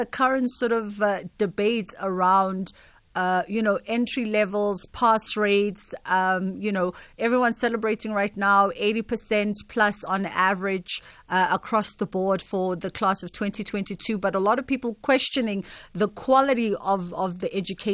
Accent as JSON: {"language": "English", "country": "South Africa", "said": "As a South African, we really don't have a culture of rite of passage."}